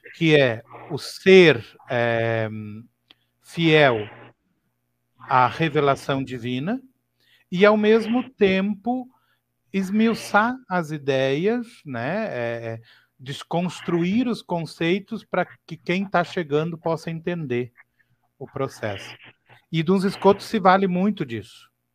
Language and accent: Portuguese; Torres, Rio Grande do Sul, Brazil; eu sou aqui do Rio Grande do Sul, né? Eu nasci na cidade de Torres